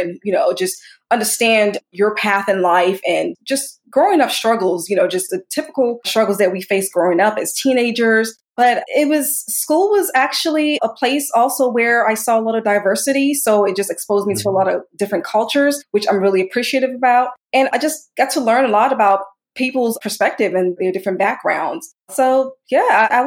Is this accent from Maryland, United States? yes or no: yes; Montgomery County, Maryland, United States; also born or lived in Sierra Leone; I grew up in Maryland. I still reside in Maryland currently